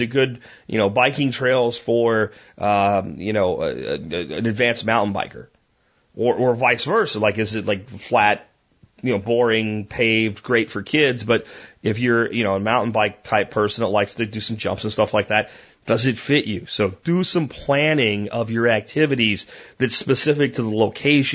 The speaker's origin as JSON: {"language": "English", "region": "Pennsylvania", "country": "United States", "tie": "born or raised there", "moved": "yes", "lives_now": "Texas, United States", "said": "I even grew up in Pennsylvania."}